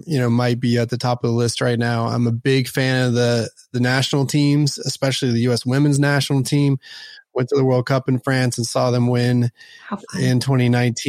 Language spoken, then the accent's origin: English; Dallas, Texas, United States; also born or lived in Houston / Austin / Portland; Born and raised in Dallas, have lived in Dallas, Houston, and Austin